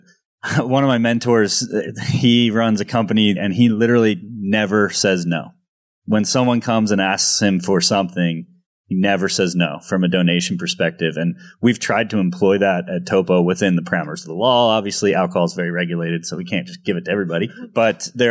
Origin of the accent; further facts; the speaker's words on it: New Jersey, United States; moved away; I'm from Jersey originally